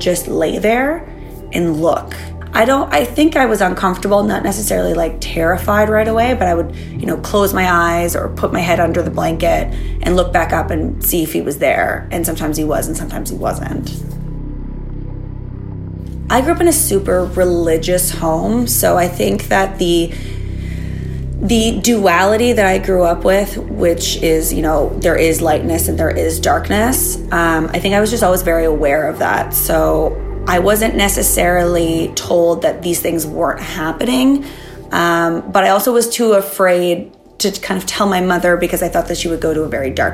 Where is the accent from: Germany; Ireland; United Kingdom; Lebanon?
Germany; now in Toronto, Canada; I grew up in Germany, and I stayed with my grandparents a lot.